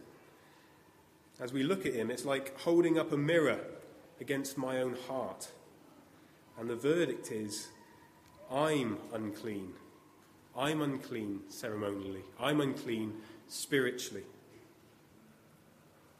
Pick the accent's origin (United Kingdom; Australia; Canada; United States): United Kingdom; as we're British